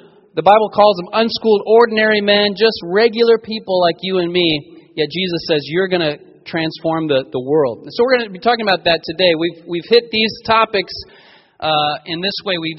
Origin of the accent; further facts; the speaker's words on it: Pueblo, Colorado, United States; also born or lived in Denver, Colorado; We moved from Pueblo, Colorado to Denver, Colorado